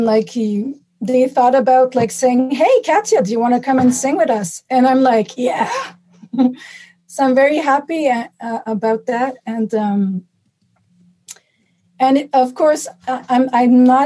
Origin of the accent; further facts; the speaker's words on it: Montreal, Quebec, Canada; moved away as an adult; now in Toronto, Canada; I'm from Montreal, and I moved to Toronto permanently.